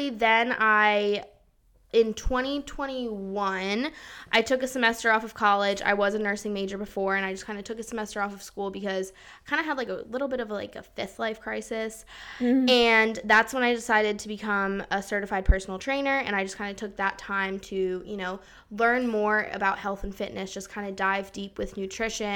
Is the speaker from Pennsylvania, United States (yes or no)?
yes; outside Philadelphia, Pennsylvania, United States; moved away as an adult; also born or lived in Germany; now in Charleston, United States; grew up right outside of Philly, and now I go to the College of Charleston